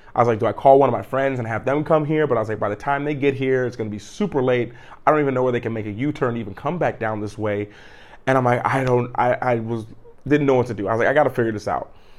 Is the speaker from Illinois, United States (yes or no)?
no; Cleveland, Ohio, United States; I'm a kid from Cleveland. I'm a grown kid from Cleveland. I grew up in wintertime every day, fifteen, twenty minutes of shoveling the snow.